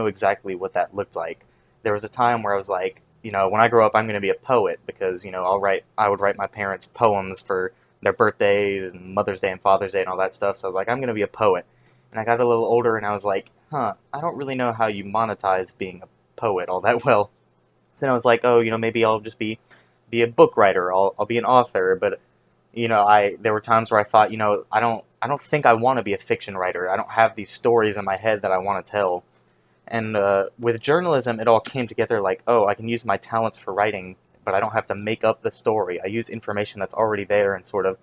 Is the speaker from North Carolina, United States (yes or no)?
yes; about 40 minutes from Chapel Hill, North Carolina, United States; the closest like local scene to where I live, to my hometown, is in my college town, Chapel Hill, which is about 40 minutes away from my hometown